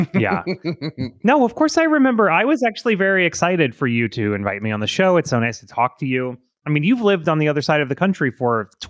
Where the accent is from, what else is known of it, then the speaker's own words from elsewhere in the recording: Florida, United States; I grew up in Florida